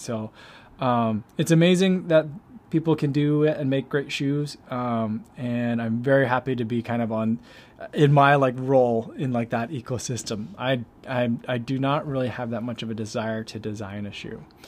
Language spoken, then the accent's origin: English; East Coast, United States; now in Chicago, United States; I grew up on the East Coast